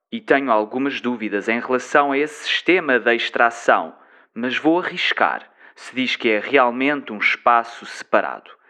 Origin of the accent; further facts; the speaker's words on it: Toronto, Ontario, Canada; born there; Os meus pais são dos Açores, da ilha de São Miguel, e eu nasci em Toronto, mas sempre falei português com {S2} eles.